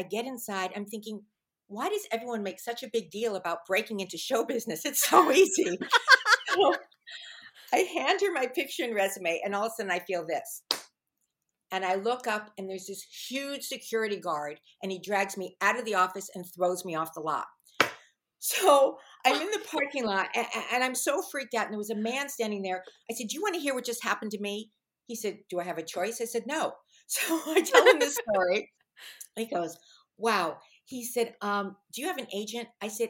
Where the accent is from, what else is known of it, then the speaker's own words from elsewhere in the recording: Fairfax, United States; I grew up in Fairfax, and everyone from Fairfax, they thought they were from New York.